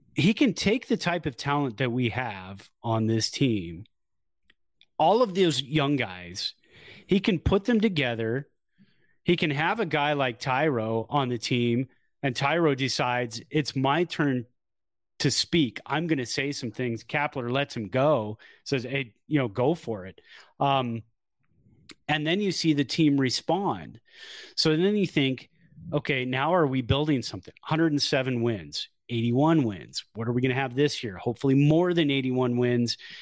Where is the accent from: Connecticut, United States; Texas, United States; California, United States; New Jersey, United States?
California, United States; Bay Area; also born or lived in Chico; I came from the Bay Area, went up there. Then when I got home, I felt like, okay, this is the melting pot that I grew up